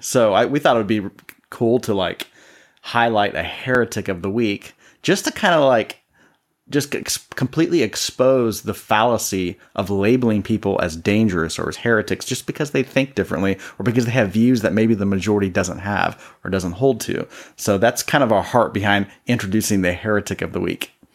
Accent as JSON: {"language": "English", "town": "Columbus", "region": "Ohio", "country": "United States", "said": "I'm originally from Columbus, Ohio, which means I'm a Buckeye fan."}